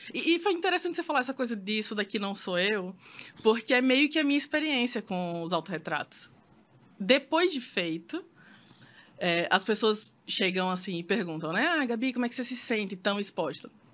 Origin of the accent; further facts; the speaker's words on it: Maceió, Alagoas, Brazil; eu sou de Maceió